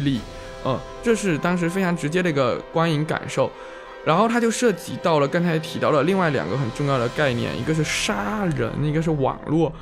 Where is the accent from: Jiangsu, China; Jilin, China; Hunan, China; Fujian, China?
Fujian, China; 我们福建人想到美食的时候就很容易想到佛跳墙